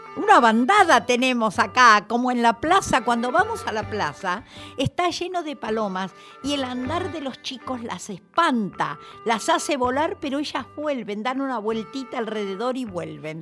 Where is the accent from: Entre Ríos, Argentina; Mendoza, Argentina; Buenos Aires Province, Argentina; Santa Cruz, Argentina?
Buenos Aires Province, Argentina; La Plata; moved away; soy de La Plata, así que yo lo oía en La Plata.